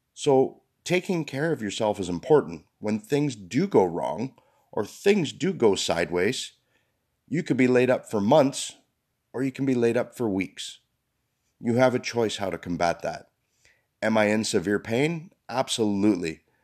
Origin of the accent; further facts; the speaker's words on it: Canada; We're Canadian.